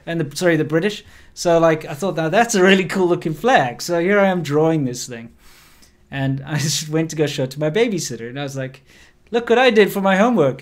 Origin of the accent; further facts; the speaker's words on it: South Africa; moved away; I'm from South Africa